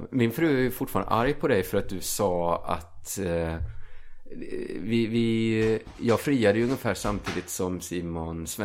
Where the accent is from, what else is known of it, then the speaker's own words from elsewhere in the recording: Borås, Västra Götaland, Sweden; jag är från Borås.